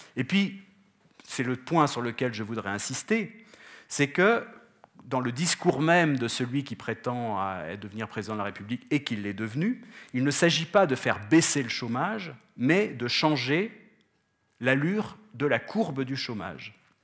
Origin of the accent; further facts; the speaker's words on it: France; je viens de France